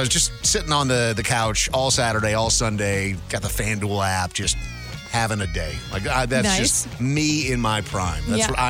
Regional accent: Minnesota, United States; We grew up in Minnesota.

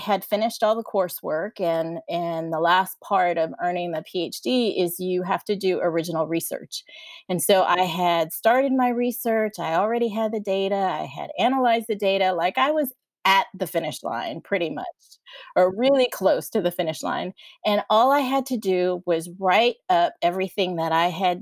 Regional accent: San Diego, California, United States; moved away as an adult; also born or lived in College Station, Texas; now in Austin, United States; I live in Austin, Texas, and I was born and raised in San Diego, California

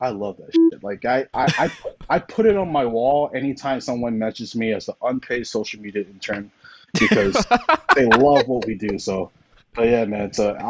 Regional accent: St. Louis, Missouri, United States; Like, I'm from St. Louis.

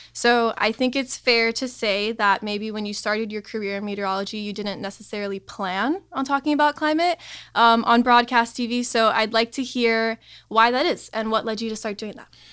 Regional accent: Miami, Florida, United States; growing up in Miami

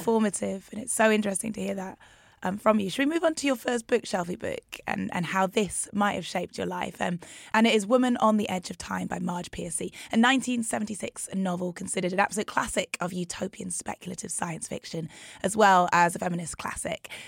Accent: Newcastle, North East England, United Kingdom; I'm half Nigerian, half. Um, my family were in Newcastle

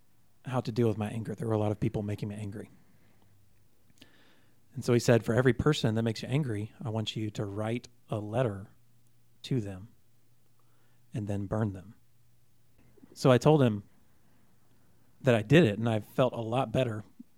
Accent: Plano, Texas, United States; born there; also born or lived in Oklahoma / Indonesia; And so I told them, well, I was born in Plano, and then my family moved to Oklahoma, and then my dad got a job in Indonesia, and then once that was over, we moved back to Texas, and I've lived here ever since.

